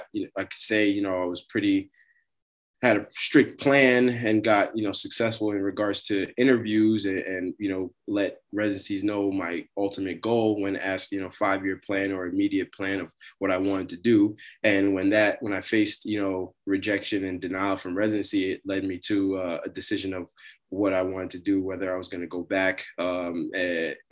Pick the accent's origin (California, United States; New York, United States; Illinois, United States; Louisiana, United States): New York, United States; moved away; also born or lived in Montvale, New Jersey; born and raised in New York